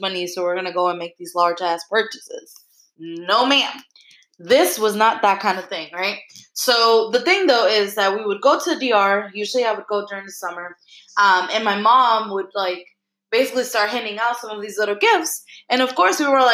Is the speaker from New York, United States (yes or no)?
yes; New York, United States; I grew up in Brooklyn